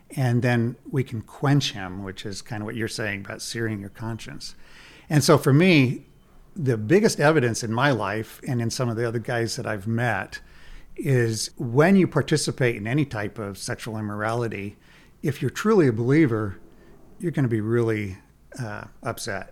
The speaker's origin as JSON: {"language": "English", "region": "Nebraska", "country": "United States", "said": "I'm from Nebraska"}